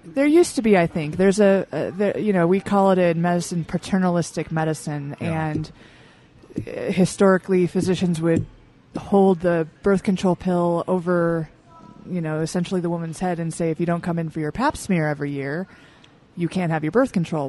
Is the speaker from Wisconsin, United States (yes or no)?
no; Michigan, United States; now in Utah, United States; Mainly from Michigan